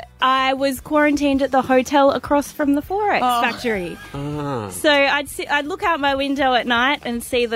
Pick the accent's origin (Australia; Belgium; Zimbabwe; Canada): Australia; Gosford, New South Wales; now in Brisbane, Australia; I am from New South Wales, from Gosford, the Central Coast.